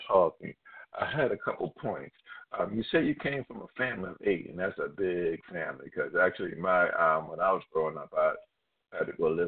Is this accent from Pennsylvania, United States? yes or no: yes; Philadelphia, Pennsylvania, United States; I'm from Philadelphia, PA, and I'm a class of 81